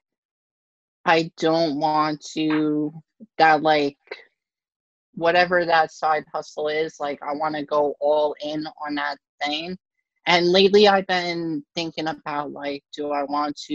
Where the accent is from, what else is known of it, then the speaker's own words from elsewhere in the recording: Long Island, New York, United States; From Long Island, New York